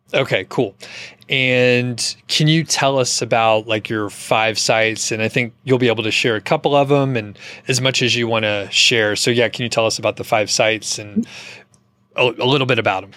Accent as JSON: {"language": "English", "town": "Atlanta", "region": "Georgia", "country": "United States", "moved": "yes", "said": "I'm from Atlanta originally"}